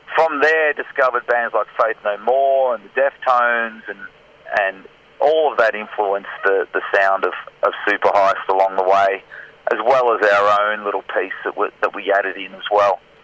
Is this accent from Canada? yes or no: no; Scotland, United Kingdom; now in Australia; I was born in Scotland and lived in Scotland.